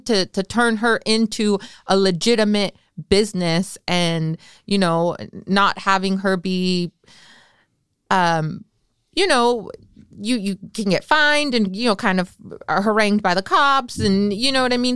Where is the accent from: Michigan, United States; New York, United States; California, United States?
California, United States; Salinas; I grew up on Ali Sal right behind Zacatecano's